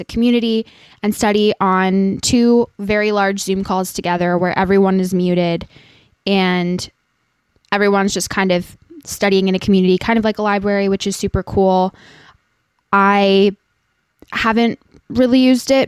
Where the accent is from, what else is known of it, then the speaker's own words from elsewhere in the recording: Santa Monica, California, United States; moved away; I was born in Santa Monica, so I'm originally a California girl